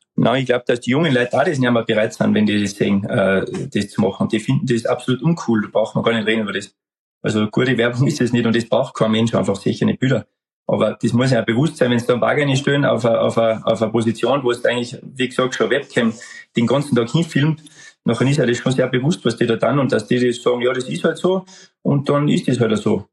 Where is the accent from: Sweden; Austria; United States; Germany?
Austria; Bei uns in Österreich